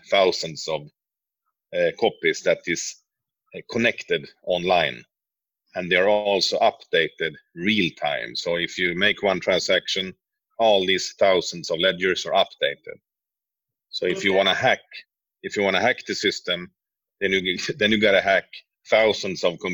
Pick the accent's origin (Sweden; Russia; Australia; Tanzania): Sweden; moved away as an adult; also born or lived in Norway; born in Sweden, but I've been living in Norway for some years, but moved back to Sweden recently.